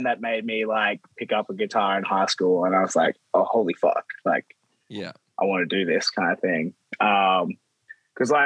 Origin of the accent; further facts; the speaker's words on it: Byron Bay, New South Wales, Australia; I grew up in the Byron area.